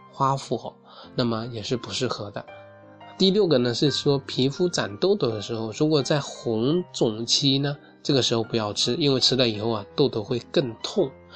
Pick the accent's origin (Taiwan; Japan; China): China; southern China; 我作为一个南方人